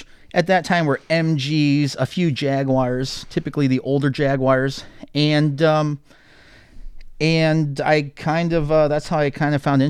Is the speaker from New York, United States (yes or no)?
no; Akron, Ohio, United States; also born or lived in Wadsworth; Yes, I did. I'm originally from Akron, Ohio.